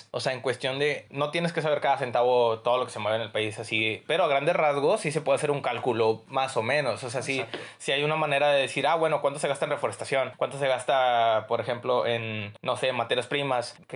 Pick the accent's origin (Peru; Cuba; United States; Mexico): United States; sabiéndolo de un punto muy objetivo y como estadounidense, yo me quedo pensando y digo, güey, es lo mejor que le pudo haber sucedido a Estados Unidos.